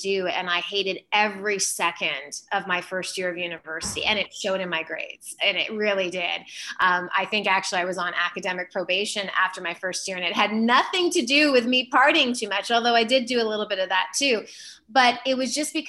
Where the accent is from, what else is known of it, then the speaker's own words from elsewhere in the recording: Flin Flon, Manitoba, Canada; also born or lived in Portage la Prairie, Manitoba / Brandon, Manitoba; moved up north to Flin Flon, Manitoba, which is just a gorgeous place to grow up, did a lot of camping, fishing, a lot of outdoor activities up north. That's how I grew up.